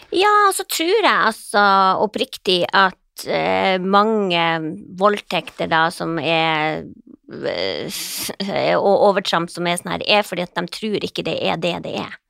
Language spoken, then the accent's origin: Norwegian; Troms og Finnmark, Norway; moved away; also born or lived in Båtsfjord / Indre Billefjord; jeg er jo fra Finnmark, jeg vokst opp med sånne her grisete ja. ungkarer